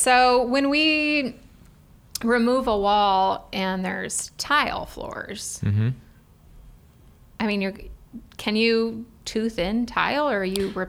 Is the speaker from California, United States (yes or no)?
no; Cleveland, Ohio, United States; now in Columbus, United States; I'm from the Cleveland area, and I feel like there's a lot more tile in Cleveland.